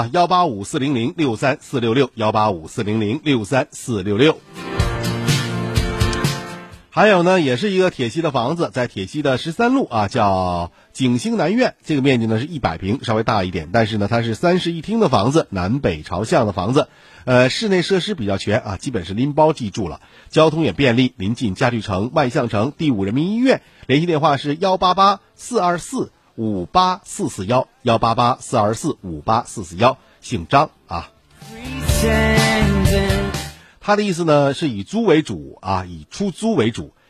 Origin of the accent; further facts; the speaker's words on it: Northeast China, China; 因为咱们东北人